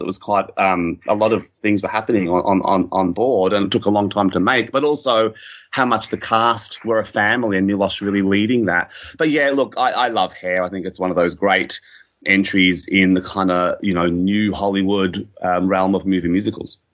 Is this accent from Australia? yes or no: yes; Melbourne, Victoria, Australia; as a kid growing up in Melbourne suburbs